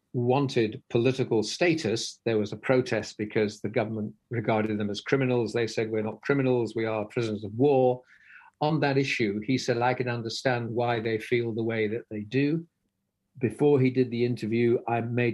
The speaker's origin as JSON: {"language": "English", "region": "England", "country": "United Kingdom", "said": "as an Englishman"}